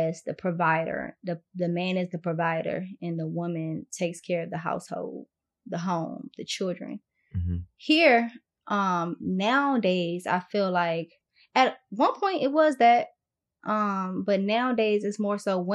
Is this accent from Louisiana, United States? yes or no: no; Washington, District of Columbia, United States; moved away as an adult; now in Atlanta, United States; I was born in Washington, D.C. So I'm first generation in the United States